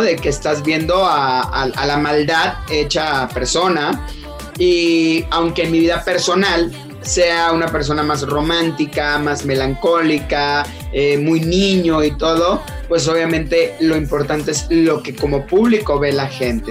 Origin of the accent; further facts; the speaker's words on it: Villahermosa, Tabasco, Mexico; moved away; yo soy, o soy originario de Tabasco, soy choco de corazón